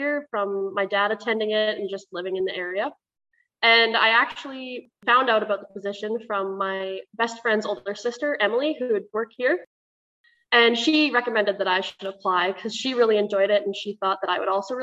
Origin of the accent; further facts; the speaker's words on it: Neepawa, Manitoba, Canada; I'm from Neepawa originally, and I grew up on a farm 10 minutes north of the town